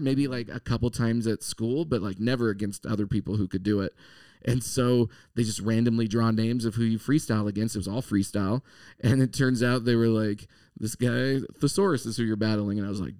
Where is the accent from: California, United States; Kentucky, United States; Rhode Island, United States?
California, United States; Monterey; we're both from Monterey.